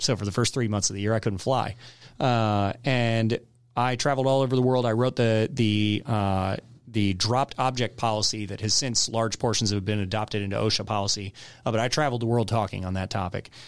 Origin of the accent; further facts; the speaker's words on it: Woodstock, Georgia, United States; also born or lived in Michigan / California / Texas / North Carolina; I grew up in Town Lake, and so I, I grew up and really the, the part of Woodstock that was populated back when I was growing up